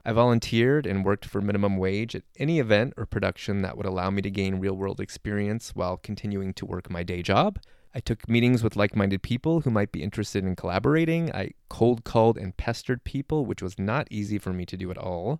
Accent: Southern California, United States; I grew up in Southern California

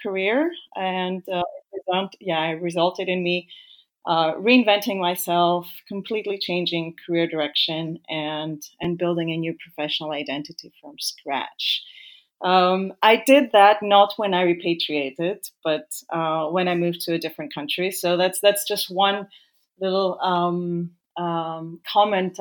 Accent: Greece; moved away as an adult; also born or lived in Africa / Vienna, Austria; now in Zurich, Switzerland; I was born in Africa, but I'm of Greek parents. So I grew up in Greece after the age of 4

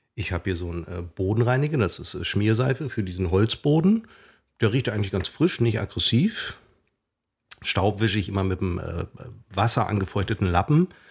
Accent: Münster, North Rhine-Westphalia, Germany; Da joggte ich durch meinen Heimatort Hiltrup und kam an meiner alten Schule vorbei.

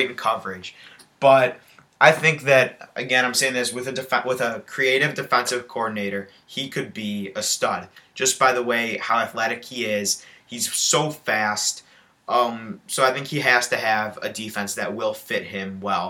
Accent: Michigan, United States; we are from Michigan

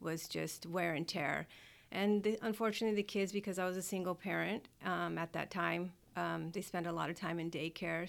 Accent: Southern California, United States; moved away as an adult; also born or lived in Fort Polk, Louisiana; I'm from Southern California

